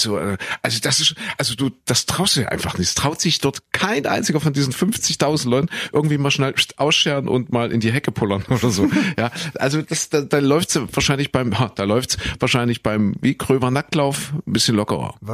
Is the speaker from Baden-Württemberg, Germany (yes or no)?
no; Leipzig, Saxony, Germany; also born or lived in Köthen; ich geboren in Kuhköthen, aufgewachsen, äh, beziehungsweise dann äh, groß geworden in Sachsen, in Leipzig